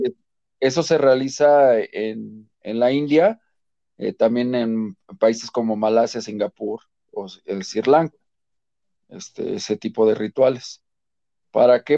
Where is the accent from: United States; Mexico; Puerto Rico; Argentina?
Mexico; como buen mexicano